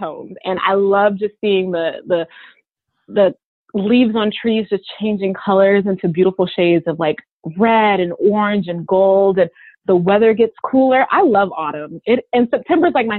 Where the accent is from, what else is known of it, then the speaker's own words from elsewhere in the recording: the South, United States; I'm from the South